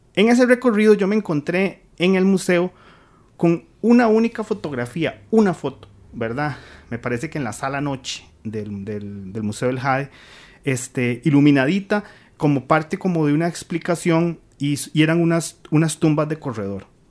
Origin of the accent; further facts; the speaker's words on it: Central Valley, Costa Rica; yo soy evidentemente del Valle Central